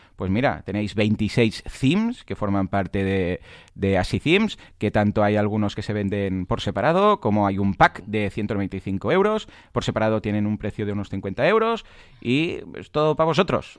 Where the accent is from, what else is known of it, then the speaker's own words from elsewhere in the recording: Catalonia, Spain; somos catalanes los dos